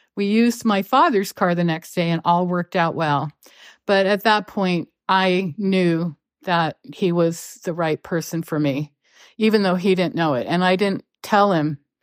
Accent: West Lawn, Pennsylvania, United States; I grew up in West Lawn, Pennsylvania

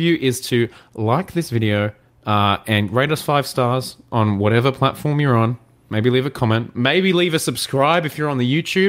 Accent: Australia; Bloody. I'm Australian, mate. Yeah. It's what I bloody do.

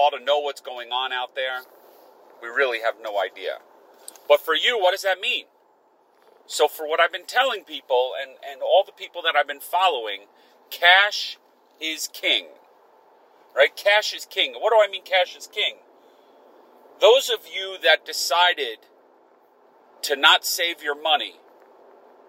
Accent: United States; I'm an American

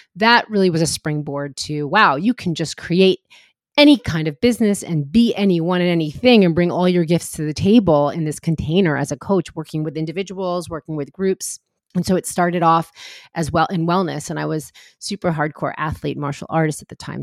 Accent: New York, United States; moved away as an adult; also born or lived in California; I moved out to California from New York and I grew up near the city

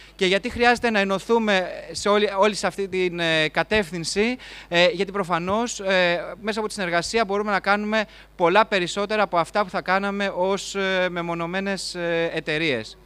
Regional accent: Greece; ως Έλληνες

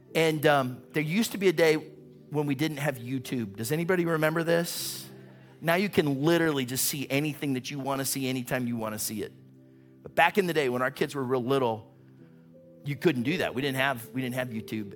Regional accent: Warren, Ohio, United States; I'm from Warren, which is right near there

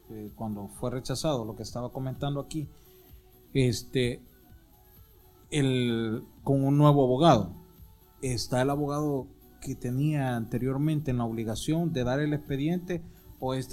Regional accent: El Salvador; Yo soy de El Salvador.

